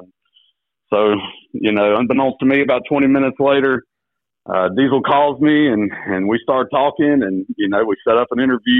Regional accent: Jacksonville, North Carolina, United States; also born or lived in Wilson / Greenville / Richlands; now in Kinston, United States; I grew up in Jacksonville, went to Southwest Onslow, played football and baseball, and you know, ended up getting a teaching fellow scholarship at ECU, spent 4 years there

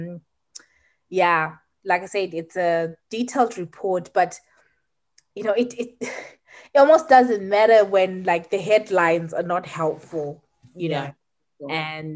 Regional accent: Zimbabwe; now in United Kingdom

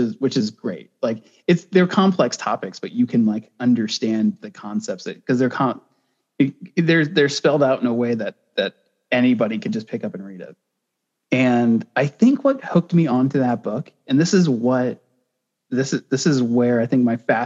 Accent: United States; I was born in America

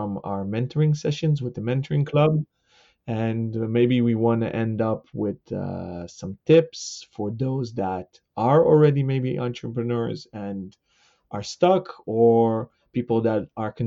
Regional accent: Amsterdam, North Holland, Netherlands; I'm born and raised in Amsterdam, the Netherlands

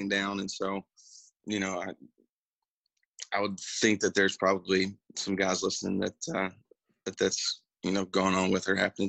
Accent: Nashville, Tennessee, United States; I grew up in Nashville.

